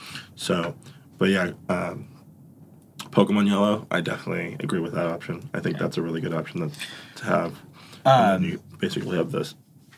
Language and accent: English; Phoenix, Arizona, United States; We're from Phoenix.